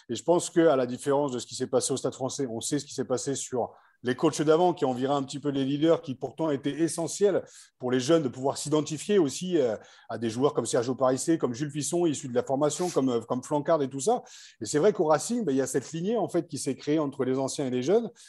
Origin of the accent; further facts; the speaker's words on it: Île-de-France, France; Moi, je suis joueur issu de l'île de France